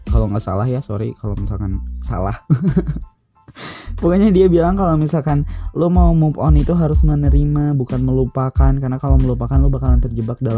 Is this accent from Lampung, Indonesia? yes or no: no; West Java, Indonesia; gue bukan orang Korea gitu aku mau orang Sunda jadi nggak ngerti bahasa Korea